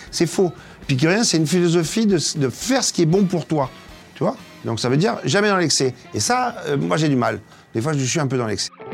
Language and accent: French; Marseille, Provence-Alpes-Côte d'Azur, France; je viens de Marseille. Et je suis un Marseillais.